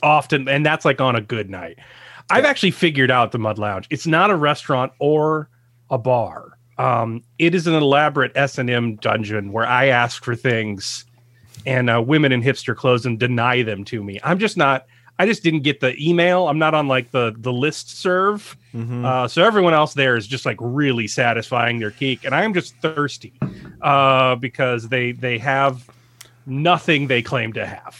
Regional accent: United States; I'm an American

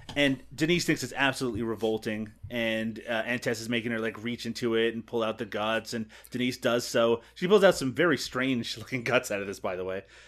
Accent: Canada; as a Canadian

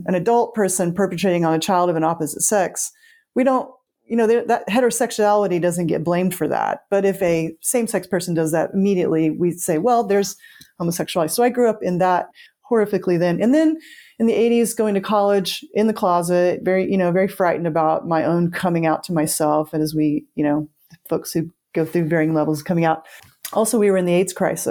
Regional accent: Oklahoma, United States; Growing up in Oklahoma, I'm Osage, I'm enrolled Osage.

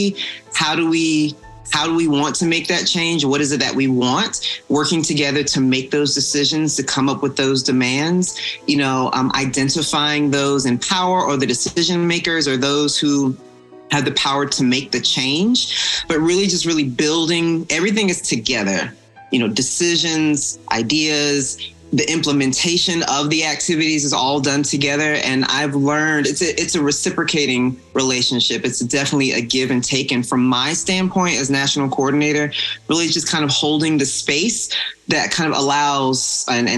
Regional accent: Atlanta, Georgia, United States; I'm from Atlanta, Georgia

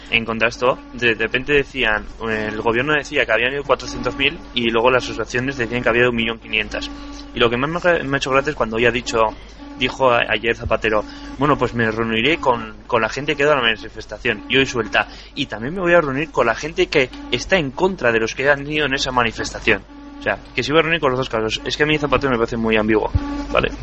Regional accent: Navarre, Spain; yo en cambio soy de Navarra

